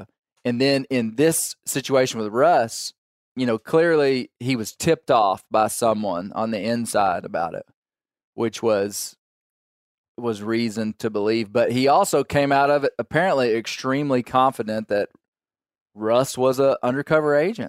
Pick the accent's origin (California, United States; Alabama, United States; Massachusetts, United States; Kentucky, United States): Kentucky, United States; I'm from Kentucky.